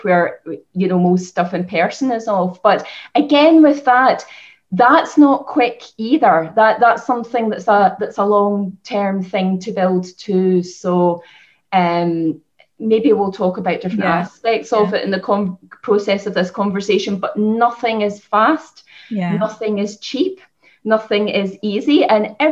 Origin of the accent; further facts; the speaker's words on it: Scotland, United Kingdom; moved away as an adult; also born or lived in Lancashire; now in Ireland; I grew up in Scotland. I studied in Lancashire, and I moved to Ireland to set up my clinic